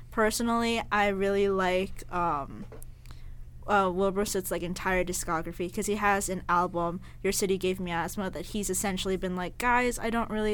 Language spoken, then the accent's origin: English; United Kingdom; Got to realize, we pronounce our T's. We're British, not British.